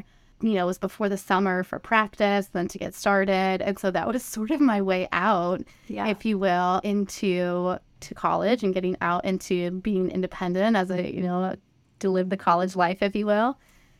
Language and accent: English; Arizona, United States; also born or lived in Flagstaff, Arizona / Phoenix, Arizona; My parents moved to Arizona after that. So Arizona really is sort of like my home state that I feel like I would grow up in.